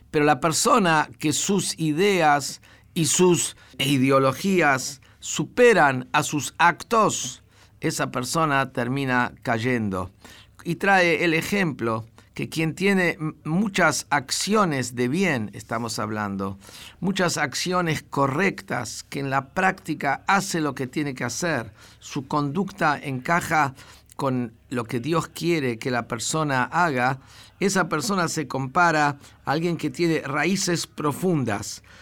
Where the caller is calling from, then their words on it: Corrientes, Argentina; Hola Rabino … de Corrientes.